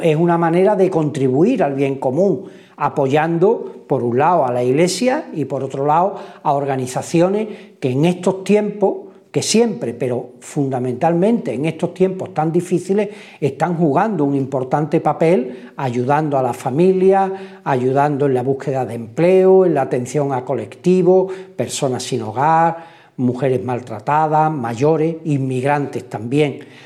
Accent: Spain; comienza en nuestro país

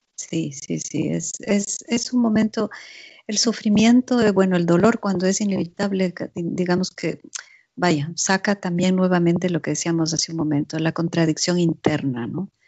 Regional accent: Ecuador; also born or lived in Zurich, Switzerland; now in Switzerland; en mi país, en Ecuador

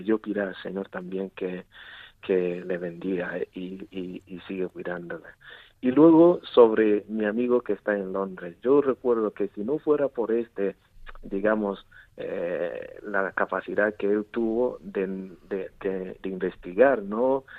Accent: Southwest Nigeria, Nigeria; first language Igbo; Spanish is a second language; moved away as an adult; now in Murcia, Spain; yo soy de Nigeria y como y como ya sabéis que yo muchos años aquí también en España viviendo y trabajando. Y en Nigeria puedo decir que vengo de, yo soy de, de una parte, de una zona de suroeste de Nigeria

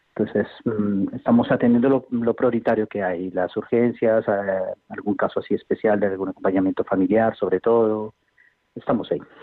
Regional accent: Colombia; now in Huesca, Spain; yo no soy español, soy colombiano

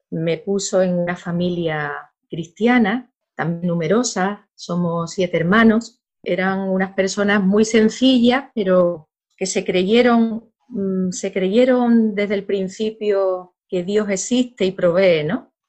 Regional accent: San Fernando, Andalusia, Spain; yo soy de San Fernando, de Cádiz, del sur de España, muy cerquita ya África, la zona de más luz de Europa.

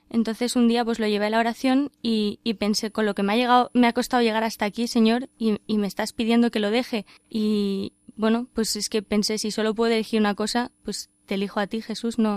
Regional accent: Madrid, Community of Madrid, Spain; soy de Madrid.

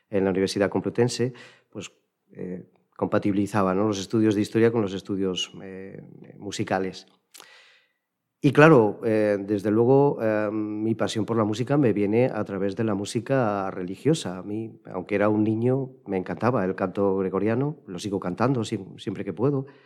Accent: Villanueva de los Infantes, Castilla-La Mancha, Spain; la participación en el coro de mi pueblo, en Villanueva de los Infantes, pues desde que yo era, desde antes de irme a la escolanía

